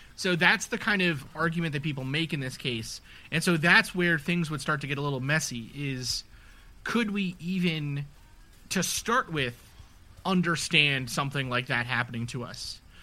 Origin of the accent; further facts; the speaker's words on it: New York City, New York, United States; I grew up in New York City